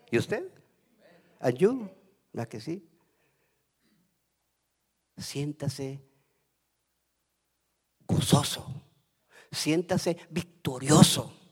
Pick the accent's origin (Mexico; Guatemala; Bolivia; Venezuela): Guatemala; moved away as an adult; now in United States; a mí me dio risa cuando me vine de Guatemala porque uno de mis de mis nietecitos chiquititos me dice